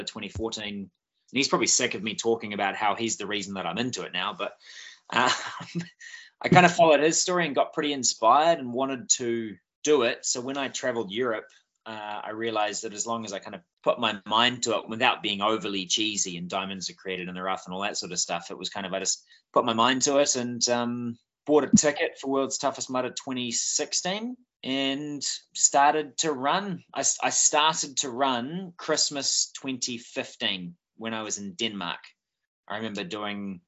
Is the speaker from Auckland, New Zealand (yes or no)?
no; Bay of Islands, Northland, New Zealand; Born and bred in the Bay of Islands